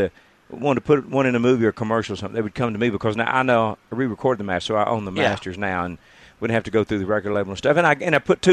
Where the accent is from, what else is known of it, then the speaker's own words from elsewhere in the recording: Jacksonville, Texas, United States; also born or lived in Longview, Texas; I was born and raised in Jacksonville, Texas, which is in northeast Texas